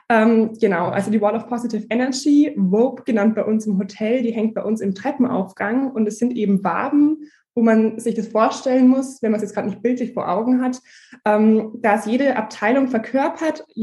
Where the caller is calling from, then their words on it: Nuremberg, Bavaria, Germany; ich bin zugeschaltet aus Nürnberg. Bei uns ist auch ganz schön geschneit.